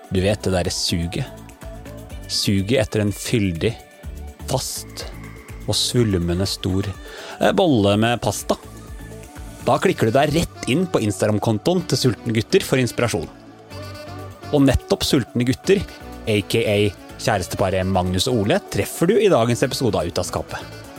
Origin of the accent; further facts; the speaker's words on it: Grue, Innlandet, Norway; Eller jeg er fra Grue. Jeg har bare ikke så veldig dialekt.